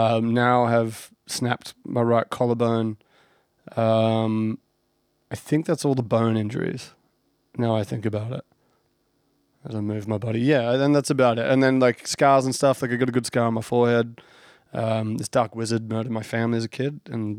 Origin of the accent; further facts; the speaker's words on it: Sunbury, Victoria, Australia; at the local pub down in where we grew up in Sunbury, in Victoria.